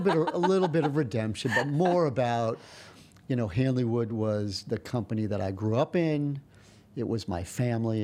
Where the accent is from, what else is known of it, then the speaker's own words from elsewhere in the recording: New York, United States; I'm from New York